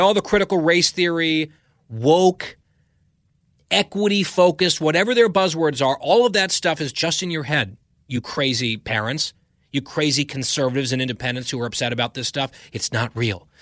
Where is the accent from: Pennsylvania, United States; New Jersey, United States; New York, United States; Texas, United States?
New Jersey, United States; now in Virginia, United States; I grew up in New Jersey